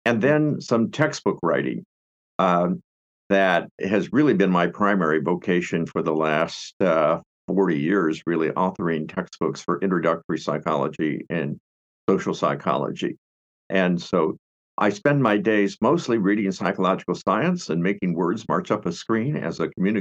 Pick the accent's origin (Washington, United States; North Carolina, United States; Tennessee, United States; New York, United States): Washington, United States; Seattle; also born or lived in Spokane; I grew up in Seattle, Washington